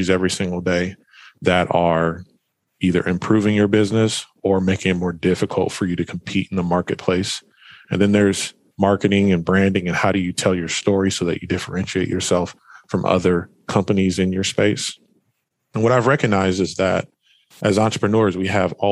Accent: Fresno, California, United States; moved away as an adult; also born or lived in Portland, Oregon; I'm originally from Fresno, California, born and raised there.

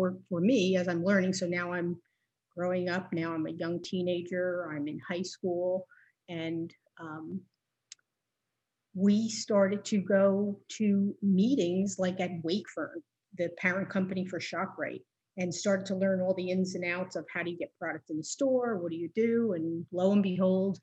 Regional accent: Northern New Jersey, United States; I grew up in Northern Jersey. So I'm a definite city girl. We were born and raised in the city.

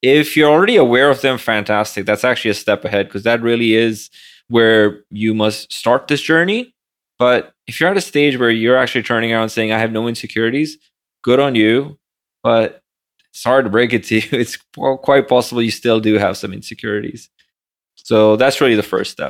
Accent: Pakistan; moved away as an adult; now in New York City, United States; barely passed high school growing up in Pakistan

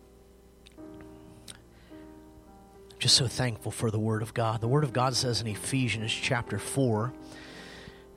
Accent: United States; born and raised. With the exception of about 6 years, I lived outside of the state

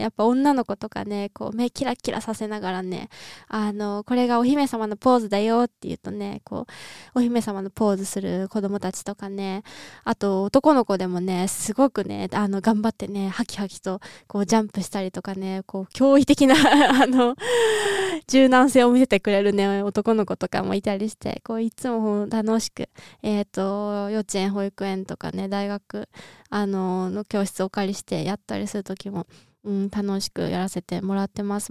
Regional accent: Niigata, Japan; 実家新潟なんで

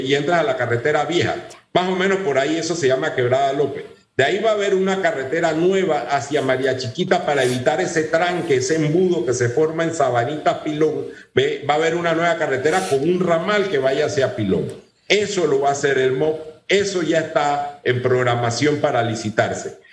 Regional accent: Panama; desde hace 200 años somos panameños

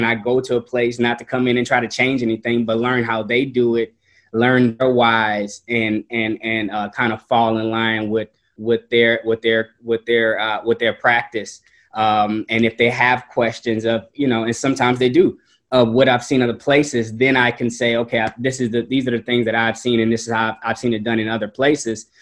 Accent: New Orleans, Louisiana, United States; moved away; growing up in New Orleans and Hurricane Katrina happening and really changing what home was to me

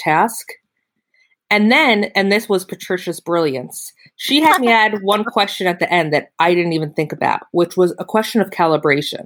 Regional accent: Pennsylvania, United States; I'm from Pennsylvania

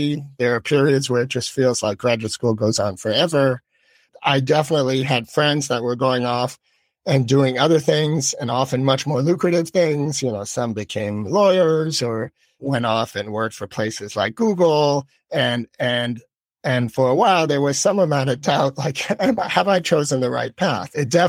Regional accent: Philippines; And I grew up abroad. I grew up in the Philippines. And so perhaps I had a little more kind of global perspective.

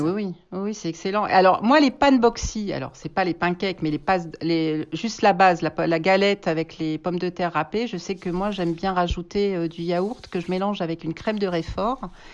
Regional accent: Auvergne-Rhône-Alpes, France; moved away as an adult; also born or lived in England; je, suis française, je suis auvergnate, donc euh, je suis partie en Angleterre à l'âge de 19 ans

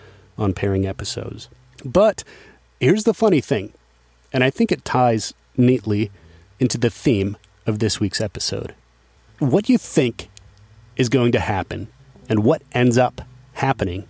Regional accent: Dubuque, Iowa, United States; moved away; I'm back in my hometown of Dubuque, Iowa

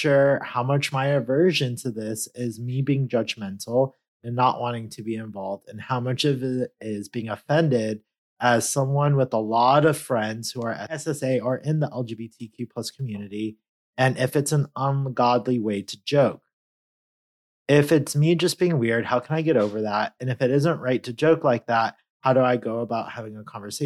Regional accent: California, United States; I'm Californian

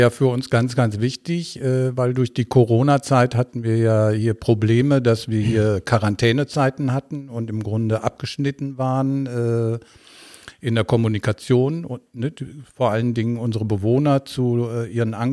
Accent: Bocholt, North Rhine-Westphalia, Germany; now in Duisburg, Germany; Also, ich aus Bocholt, ja.

